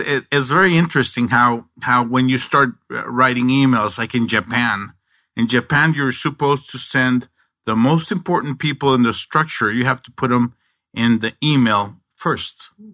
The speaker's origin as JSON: {"language": "English", "town": "Nogales", "region": "Sonora", "country": "Mexico", "tie": "born or raised there", "moved": "yes", "lives_now": "Arizona, United States", "said": "I'm originally from Nogales, Mexico"}